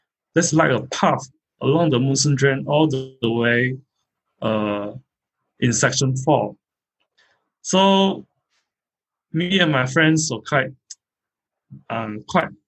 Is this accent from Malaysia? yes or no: yes; Kuching, Sarawak, Malaysia; I'm from Kuching.